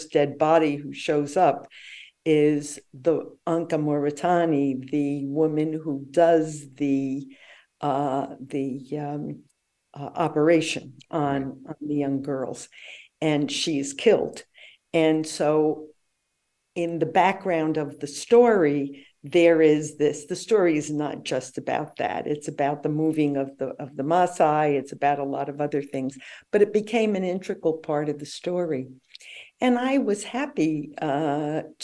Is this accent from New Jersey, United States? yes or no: yes; Paterson, New Jersey, United States; I grew up in Paterson, New Jersey